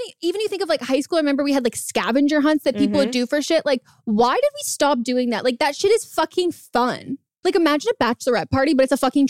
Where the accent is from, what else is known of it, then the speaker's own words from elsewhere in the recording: Northern California, United States; So I grew up in California, NorCal